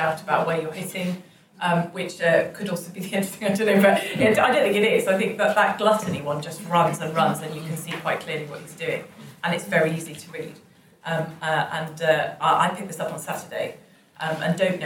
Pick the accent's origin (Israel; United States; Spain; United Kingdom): United Kingdom; York, Yorkshire and the Humber; I come from York